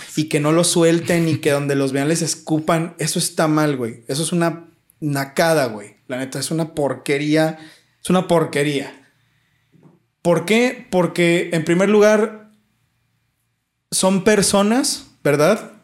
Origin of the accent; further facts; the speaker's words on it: Mexico; yo soy mexicano